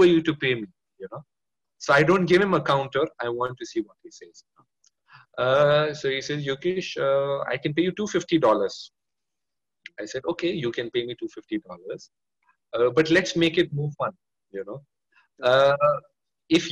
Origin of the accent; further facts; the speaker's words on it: India; I am Indian